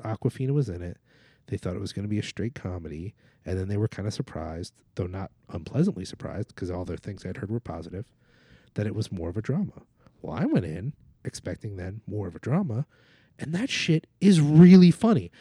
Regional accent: New Jersey, United States; I'm from Jersey

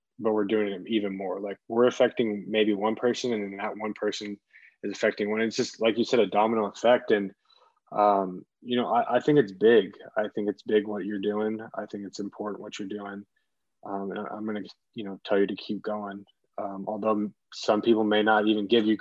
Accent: Louisville, Kentucky, United States; I'm from Louisville and we lost Breonna Taylor

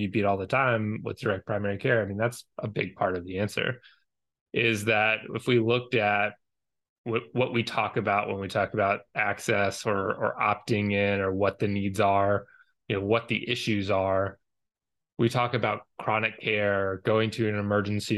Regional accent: Georgia, United States; I'm from Georgia.

